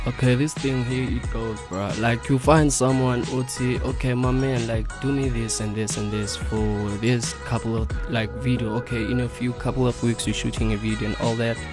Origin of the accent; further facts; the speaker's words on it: Cape Town, Western Cape, South Africa; moved away as an adult; now in Johannesburg, South Africa; I was born and bred in Cape Town. I came up here in Joburg around 2015.